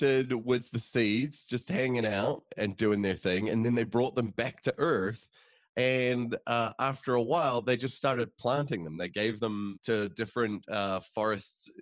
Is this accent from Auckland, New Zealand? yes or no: yes; Auckland, New Zealand; moved away; also born or lived in Chicago; I lived in Chicago for 7 years, so I experienced like 7 years of those. But because I grew up in Auckland, New Zealand